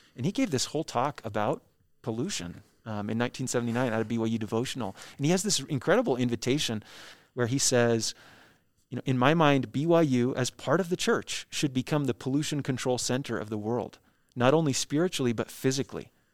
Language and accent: English; Orem, Utah, United States; also born or lived in Nashville, Tennessee; I was born in Nashville, Tennessee, but I actually grew up here ten minutes away from the Bean Museum in, uh, Orem, Utah